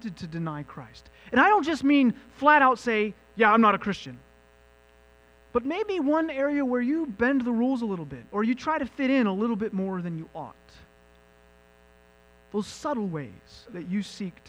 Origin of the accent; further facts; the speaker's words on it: United States; I, as an American